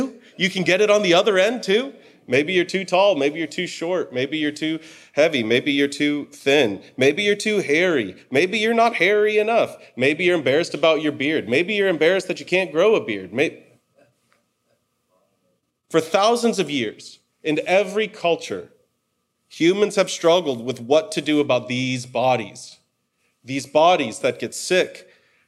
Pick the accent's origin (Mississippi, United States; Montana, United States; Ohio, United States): Ohio, United States; Cleveland; also born or lived in Detroit, Michigan; we moved from Detroit, where I'd grown up, to Cleveland